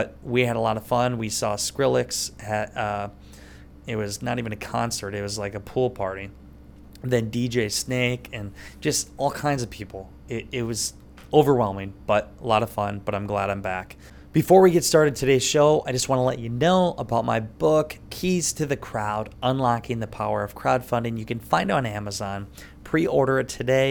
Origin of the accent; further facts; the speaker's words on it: Iowa, United States; I'm from Iowa, and I'm hardly ever in Iowa. I have a house in Northeast Iowa, apartment in Des Moines